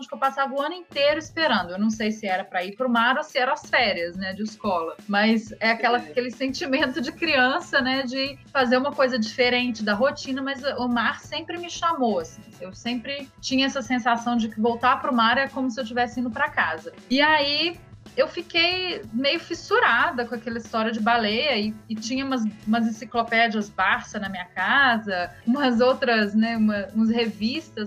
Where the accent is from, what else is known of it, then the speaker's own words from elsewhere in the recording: Belo Horizonte, Minas Gerais, Brazil; moved away; also born or lived in Rio de Janeiro; eu sou de Belo Horizonte